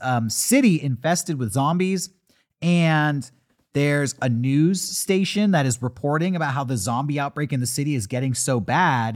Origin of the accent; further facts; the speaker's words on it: United States; as an American, A child growing up in America